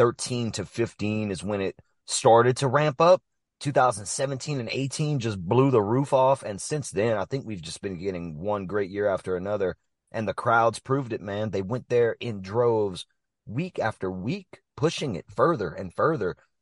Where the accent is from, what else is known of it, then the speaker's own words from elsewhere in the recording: Mamou, Louisiana, United States; I'm from Mamou